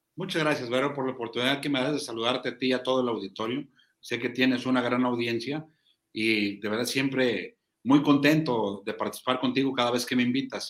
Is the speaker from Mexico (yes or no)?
yes; Zacatecas, Mexico; nosotros somos un Estado predominantemente ganadero